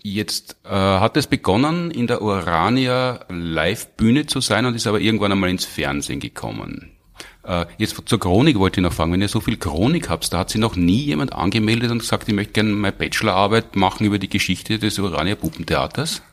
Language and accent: German; Graz, Styria, Austria; Ich war ja als Grazer Kind